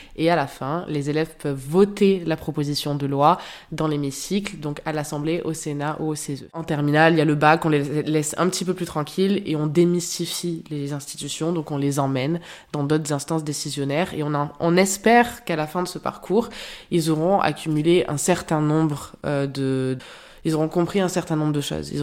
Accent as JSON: {"language": "French", "town": "Marseille", "region": "Provence-Alpes-Côte d'Azur", "country": "France", "moved": "as an adult", "lives_now": "Paris, France", "said": "Je suis aussi de Marseille"}